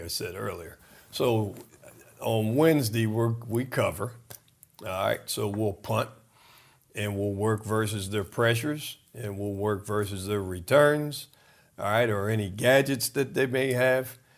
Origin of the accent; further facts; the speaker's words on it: Trenton, New Jersey, United States; I was born in Trenton, New Jersey